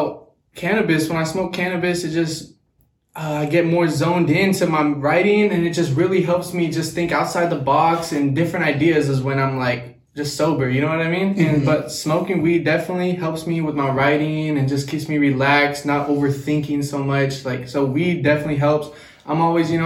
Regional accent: Lynnwood, Washington, United States; born or raised there; also born or lived in Sunnyside, Washington

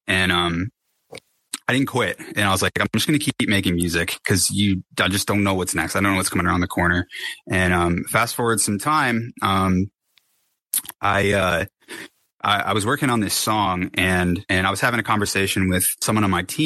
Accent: Connecticut, United States; moved away as an adult; also born or lived in Los Angeles; I'm from Connecticut. I moved to Los Angeles

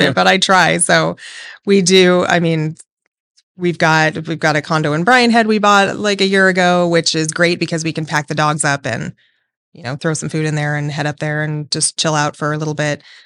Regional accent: Las Vegas, Nevada, United States; I was born and raised here in Vegas and have never left

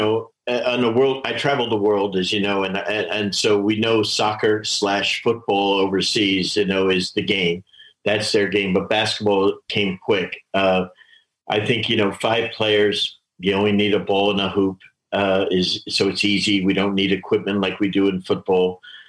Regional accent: New Jersey, United States; moved away as an adult; also born or lived in Detroit, Michigan; my hometown of Fairland, New Jersey.

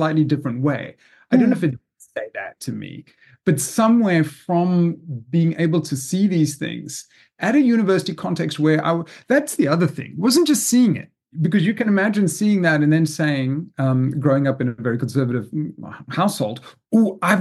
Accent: South Africa; moved away as an adult; also born or lived in Zimbabwe; now in United States; growing up in South Africa, and actually also a little bit in Zimbabwe, in fact, I was born in what was then Rhodesia

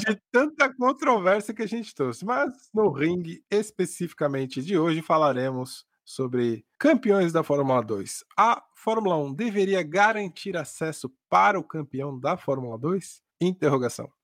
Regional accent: Brazil; eu sou brasileiro

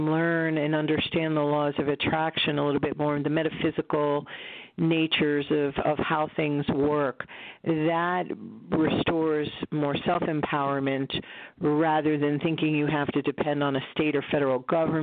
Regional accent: United States; also born or lived in Connecticut; I, as an American

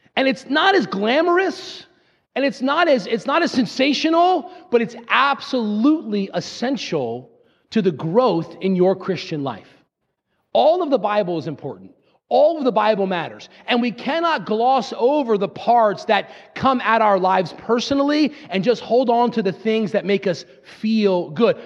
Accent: Fairless Hills, Pennsylvania, United States; I'm from Fairless Hills, Pennsylvania

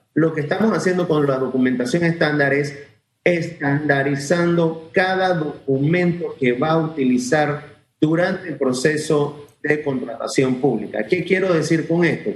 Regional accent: Panama; nosotros como ciudadanos, como panameños

